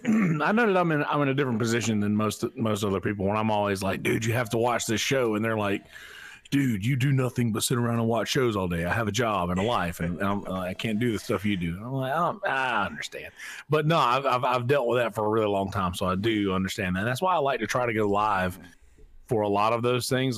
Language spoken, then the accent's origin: English; Marlboro County, South Carolina, United States; I'm from Marlborough County, uh, South Carolina